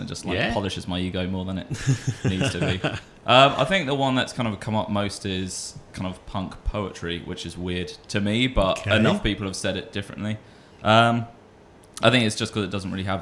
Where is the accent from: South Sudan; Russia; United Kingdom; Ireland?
United Kingdom; Folkestone, South East England; I'm from Folkestone. I grew up in a little village, Saltwood